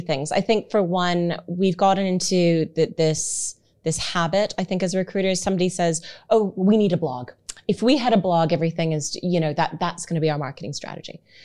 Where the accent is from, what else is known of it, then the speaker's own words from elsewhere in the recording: Canada; moved away; I have Canadian terminology